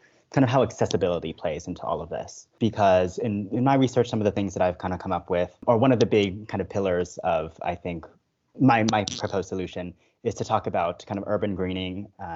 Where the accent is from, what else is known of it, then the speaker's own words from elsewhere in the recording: Manhattan Beach, California, United States; I am from Manhattan Beach, California, just south of LAX